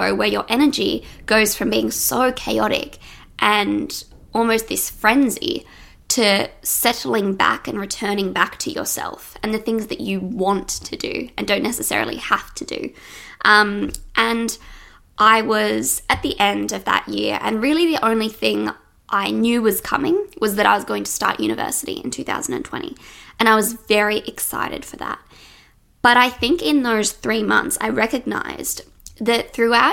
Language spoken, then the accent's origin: English; Sydney, New South Wales, Australia; in Australia, where I live. I'm from Sydney